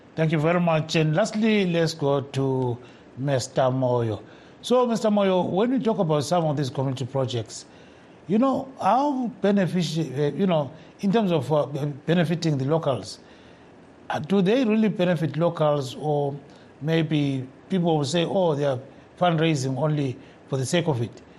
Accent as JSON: {"language": "English", "country": "Zimbabwe", "tie": "born or raised there", "said": "when I grew up in Makwekwe and deep in rural areas."}